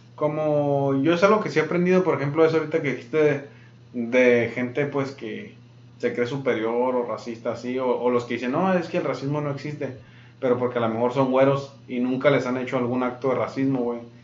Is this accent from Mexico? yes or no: yes; Mexico; now in Yuma, United States; soy de México